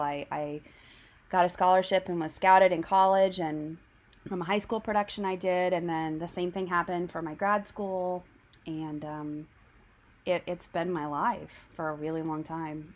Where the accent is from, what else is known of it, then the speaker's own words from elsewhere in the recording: Tulsa, Oklahoma, United States; my hometown of Tulsa